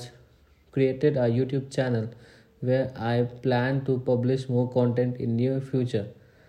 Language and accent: English; Purnia, Bihar, India; My hometown is Purnia, Bihar, and I am 19 years old.